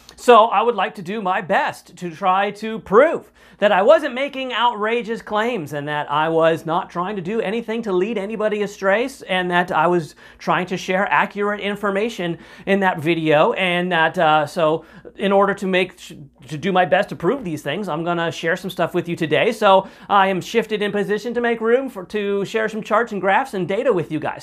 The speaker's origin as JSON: {"language": "English", "country": "United States", "said": "as an American citizen"}